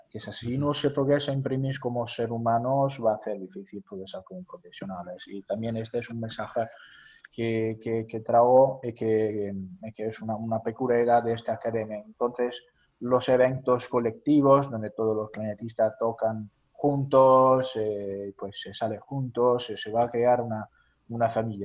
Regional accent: near Naples, Campania, Italy; Spanish is a second language; also born or lived in Copenhagen, Denmark; now in Palermo, Italy; yo soy mediterráneo, soy de cerca de Nápoles

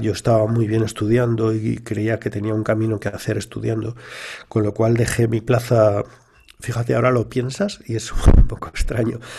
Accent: a town in Valencia, Valencian Community, Spain; also born or lived in London; los inicios míos no son nada originales en el sentido que se producen en un pueblo de Valencia

